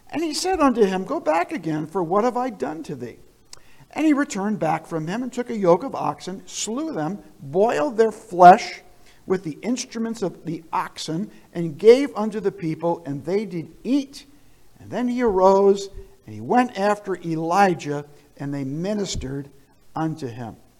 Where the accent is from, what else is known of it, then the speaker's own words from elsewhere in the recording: New Jersey, United States; moved away; also born or lived in southern Vermont; I grew up in New Jersey